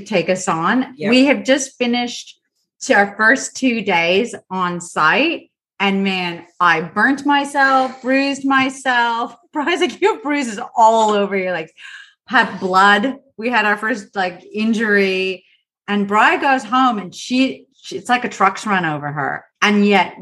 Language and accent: English; United States; now in Australia; I'm American